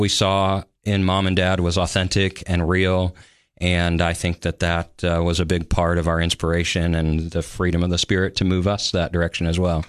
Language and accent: English; Sioux City, Iowa, United States; moved away as an adult; also born or lived in Denver, Colorado / Olathe, Kansas; now in Tennessee, United States; I call Sioux City on the western side of the state my home. That's where, um, I made friends and grew up